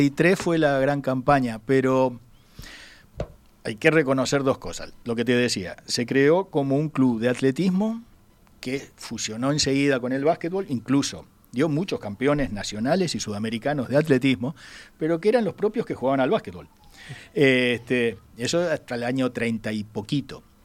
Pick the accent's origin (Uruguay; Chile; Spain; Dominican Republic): Uruguay; como cualquier uruguayo